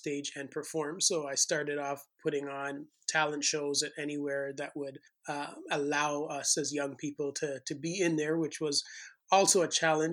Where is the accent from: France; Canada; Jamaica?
Jamaica; moved away; also born or lived in St. Thomas, Jamaica; growing up in Jamaica